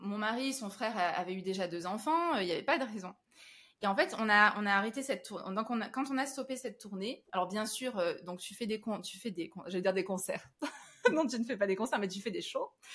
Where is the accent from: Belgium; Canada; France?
France; Avignon, Provence-Alpes-Côte d'Azur; now in Paris, France; je suis originaire d'Avignon